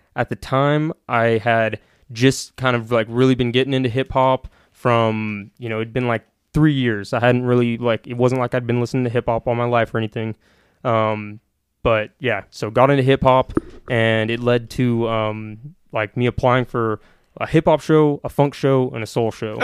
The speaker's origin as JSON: {"language": "English", "town": "Sacramento", "region": "California", "country": "United States", "tie": "born or raised there", "also_born_or_lived": "Carmichael / Truckee", "said": "I'm from Sacramento"}